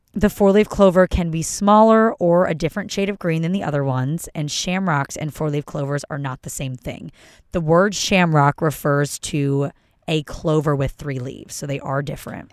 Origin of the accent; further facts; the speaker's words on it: Philadelphia, Pennsylvania, United States; moved away; I'm from Philly